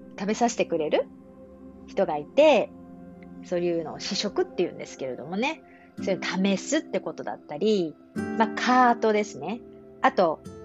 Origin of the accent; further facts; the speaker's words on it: Japan; accent: Standard Japanese (hyōjungo); 私の日本語は標準語なんですが